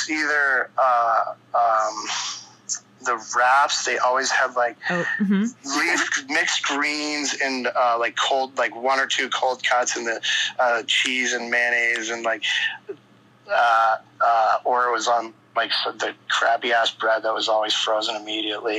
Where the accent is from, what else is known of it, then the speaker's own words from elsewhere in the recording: Maine, United States; I was from Maine and born and raised